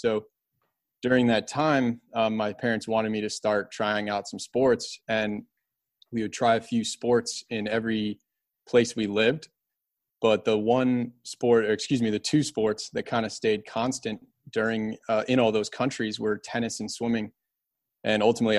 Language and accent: English; Kalamazoo, Michigan, United States; We used to go home all the time. I'm from Kalamazoo originally, and I really miss doing that.